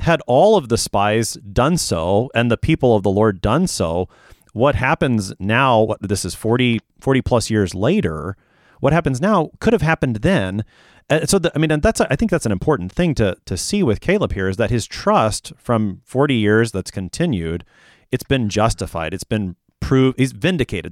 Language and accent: English; United States; I'm an American Christian